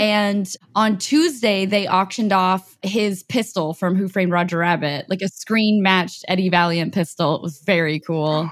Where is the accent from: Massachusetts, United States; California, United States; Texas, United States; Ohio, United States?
Texas, United States; Austin; also born or lived in Houston / Los Angeles; I was born in Houston, but raised in Austin. I mean, I got here when I was a little kid, so I basically say I'm born and raised in Austin